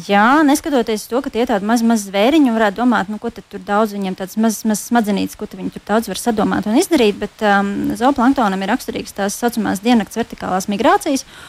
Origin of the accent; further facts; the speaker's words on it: Latvia; moved away; also born or lived in Norway; Latvijā, kas ir, kas ir man dzimtā zeme